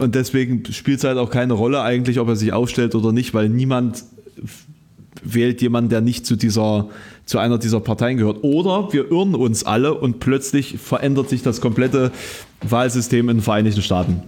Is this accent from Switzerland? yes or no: no; Querfurt, Saxony-Anhalt, Germany; now in Halle, Germany; ich habe ja kein hallisches Kennzeichen, ähm, sondern hm. quasi aus meiner Heimat eins